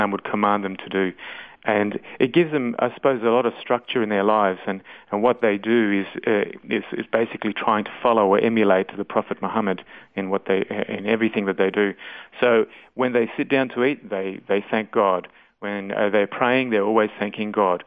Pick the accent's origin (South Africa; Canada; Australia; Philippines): Australia; Sydney, New South Wales; now in Goondiwindi, Australia; I was born in Sydney